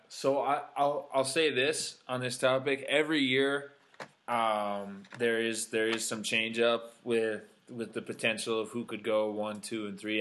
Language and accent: English; United States